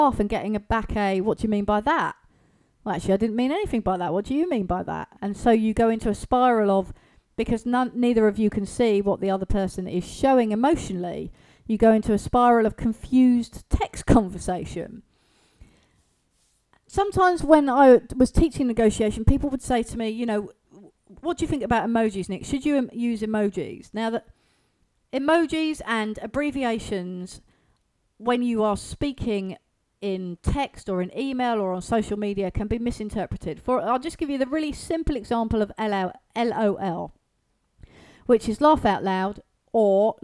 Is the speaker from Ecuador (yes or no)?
no; England, United Kingdom; here in the UK